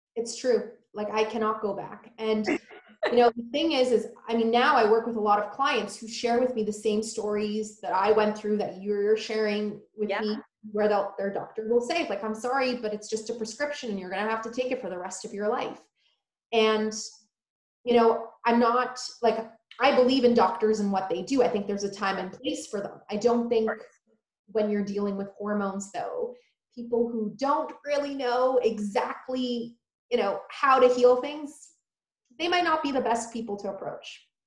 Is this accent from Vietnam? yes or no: no; Poland; now in United States; I was born in Poland